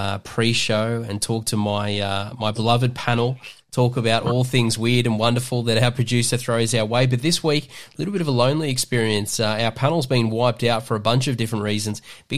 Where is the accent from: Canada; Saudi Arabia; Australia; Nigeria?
Australia; the Hunter, New South Wales; growing up in the Hunter